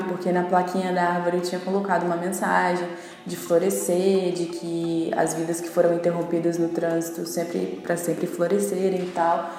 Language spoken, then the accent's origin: Portuguese; Vila Velha, Espírito Santo, Brazil; a Barra do Jucu, que foi onde eu, foi onde eu fui criada